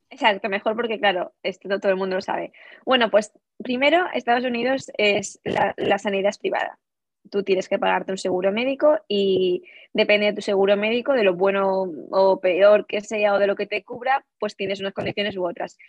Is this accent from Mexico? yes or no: no; Valencia, Valencian Community, Spain; moved away as an adult; also born or lived in Peru; now in Illinois, United States; somos de Valencia realmente, pero bueno, yo nací en Perú, eso también quería comentar, yo nací en Perú, pero nunca he vivido allí